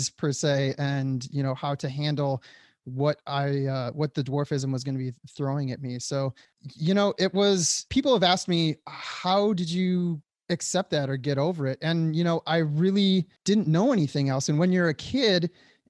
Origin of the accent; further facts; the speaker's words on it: Detroit, Michigan, United States; moved away as an adult; also born or lived in Hollywood; I grew up in the Metro Detroit area